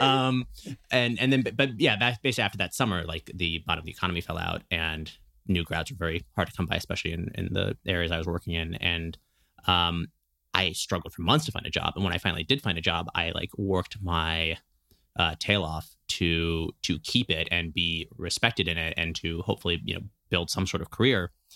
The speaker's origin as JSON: {"language": "English", "town": "Berkeley", "region": "California", "country": "United States", "tie": "born or raised there", "said": "I grew up in Berkeley"}